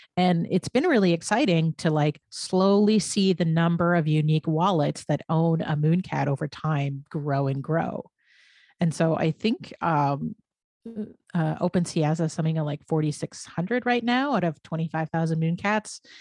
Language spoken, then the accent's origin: English; Canada; I'm a Canadian